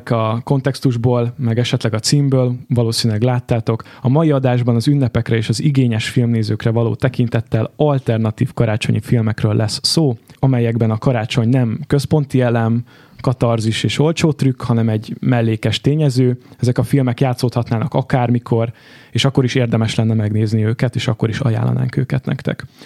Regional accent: Budapest, Hungary

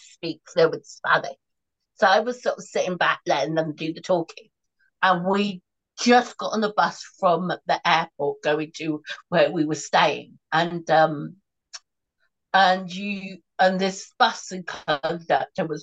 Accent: England, United Kingdom; as an English person

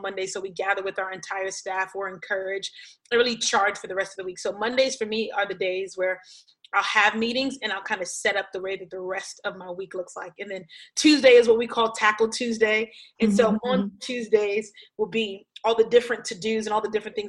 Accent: Brooklyn, New York, United States; moved away as an adult; now in Miami, United States; I grew up in church in Brooklyn

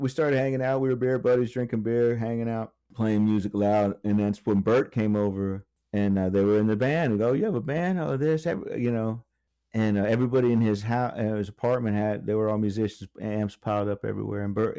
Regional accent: Virginia Beach, Virginia, United States; also born or lived in Lakeland, Florida; But yeah, I grew up in Virginia Beach when I was a little kid. And then we moved to Lakeland, Florida.

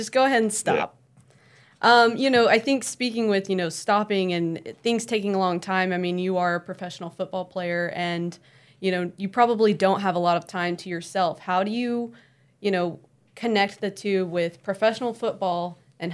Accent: Oklahoma City, Oklahoma, United States; moved away as an adult; now in San Francisco, United States; I grew up in Oklahoma City, Oklahoma

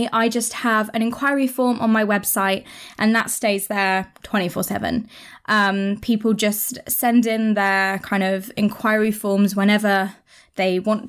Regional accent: United Kingdom; we're British

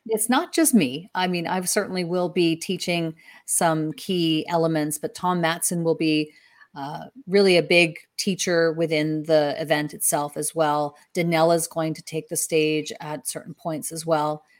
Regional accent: Canada; I'm from Canada

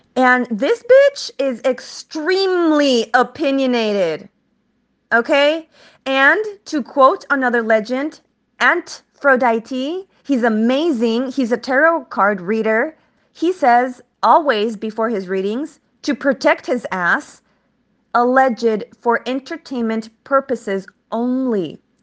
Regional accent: El Paso, Texas, United States; moved away as an adult; now in California, United States; I am from El Pa-, El Paso, Texas, Chuco Town, nine one five vibes

